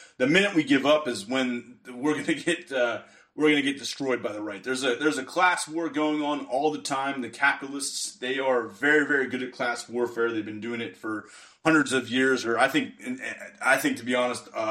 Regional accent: Western Pennsylvania, United States; I'm from the Western Pennsylvania area

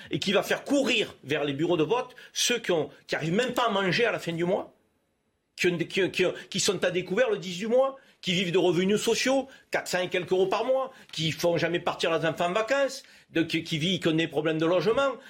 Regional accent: Marseille, Provence-Alpes-Côte d'Azur, France; je suis marseillais

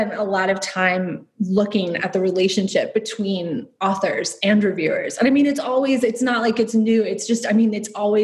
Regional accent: Detroit, Michigan, United States; moved away as an adult; also born or lived in Long Island, New York / North Carolina / Chicago / Dublin; now in Dubai, United Arab Emirates; I grew up mainly in Metro Detroit. I lived in Long Island, North Carolina for a bit as well.

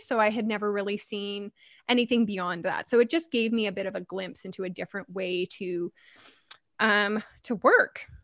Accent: Vancouver, British Columbia, Canada; I am born and raised in Vancouver, which is rare

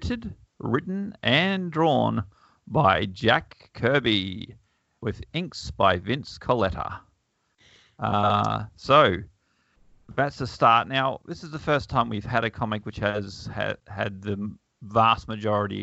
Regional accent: Bundaberg, Queensland, Australia; I grew up in Bundaberg, and they only had one station

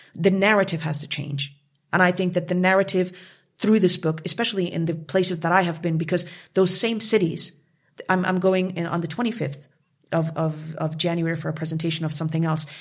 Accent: Montreal, Quebec, Canada; moved away as an adult; also born or lived in Kabul, Afghanistan; now in Munich, Germany; I came from from Canada, from Montreal, La Belle Ville de Montréal. I grew up there

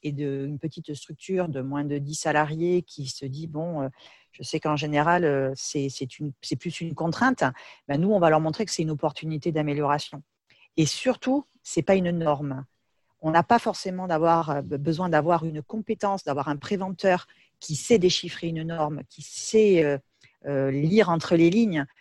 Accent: Bordeaux, Nouvelle-Aquitaine, France; je suis de Bordeaux, donc voilà, nos, bureaux sont, là-bas

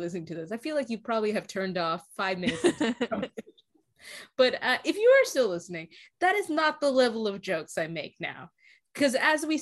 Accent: Canada; moved away as an adult; now in England, United Kingdom; in Canada, if you were in my hometown

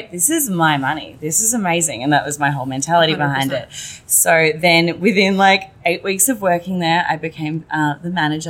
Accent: Melbourne, Victoria, Australia; accent: Australian; moved away as an adult; now in United States; But no, so I'm from Melbourne. Amazing. Originally, yeah. So I've been here for awesome. 5.5 years.

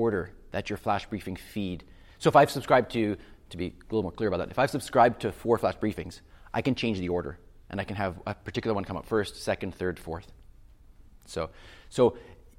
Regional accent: Canada; I'm from Canada

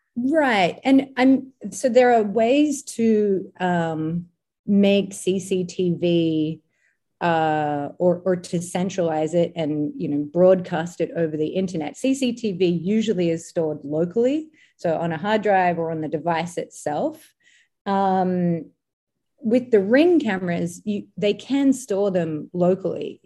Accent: Australia; moved away; in Australia, uh, my home country

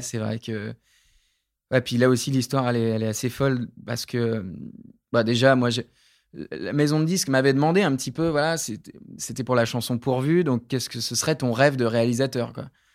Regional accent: Creuse, Nouvelle-Aquitaine, France; J'ai grandi dans la Creuse

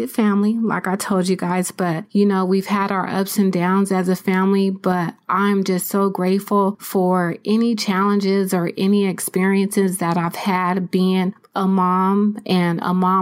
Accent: San Diego, California, United States; moved away as an adult; now in Riverside County, United States; I'm originally from San Diego, California

